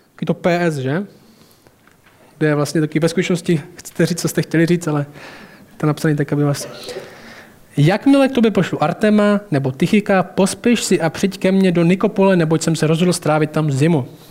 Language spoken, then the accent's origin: Czech; Temenice, Czechia; vyrostl jsem v Temenici a tam nejsou boháči